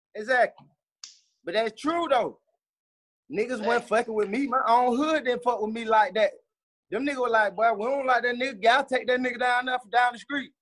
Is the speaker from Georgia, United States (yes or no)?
yes; Atlanta, Georgia, United States; Growing up in East Atlanta